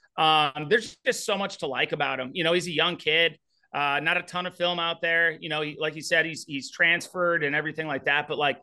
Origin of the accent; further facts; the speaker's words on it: St. Louis, Missouri, United States; Yeah, so St. Louis football, going back, I grew up kind of around St. Louis football.